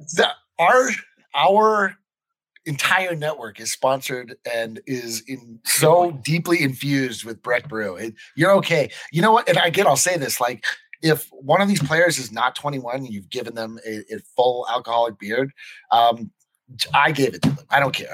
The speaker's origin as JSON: {"language": "English", "town": "Fort Collins", "region": "Colorado", "country": "United States", "tie": "born or raised there", "said": "growing up in Fort Collins"}